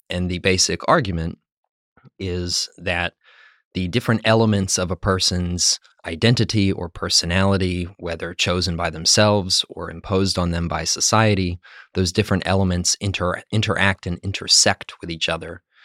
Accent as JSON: {"language": "English", "region": "West Virginia", "country": "United States", "also_born_or_lived": "Pennsylvania / Maryland", "moved": "yes", "said": "I'm from West Virginia, but I also lived in Pennsylvania and Maryland."}